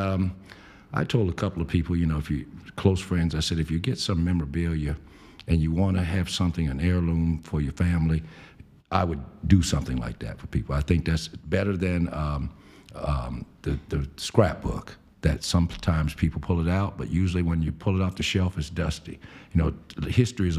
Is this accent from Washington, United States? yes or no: no; Spartanburg, South Carolina, United States; moved away as an adult; now in Columbia, United States; my sister and I desegregated our elementary school in Spartanburg, South Carolina